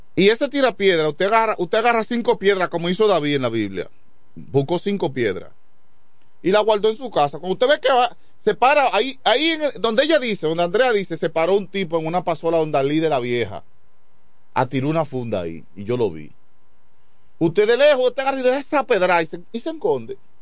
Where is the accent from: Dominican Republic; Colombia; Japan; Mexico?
Dominican Republic; Quisqueya, San Pedro de Macorís; also born or lived in Chavón; siempre viví en Quiqueya después que salí de Chabón para acá. De Chabón yo salí para Quiqueya